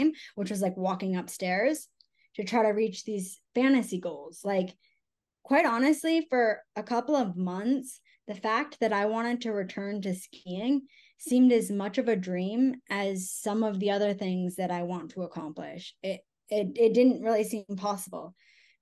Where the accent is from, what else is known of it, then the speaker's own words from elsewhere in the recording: Connecticut, United States; moved away; also born or lived in Salt Lake City, Utah; my husband and I, and we are both from Connecticut